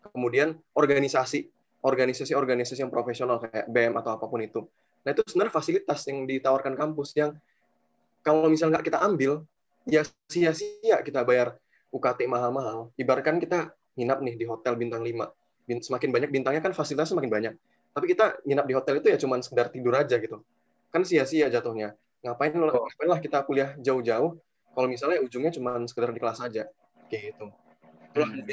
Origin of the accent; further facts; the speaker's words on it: Medan, North Sumatra, Indonesia; now in Malang, Indonesia; Lebih tepatnya ya ketika awal saya masuk di UB masih mahasiswa baru, waktu itu ya kan saya asal dari Medan.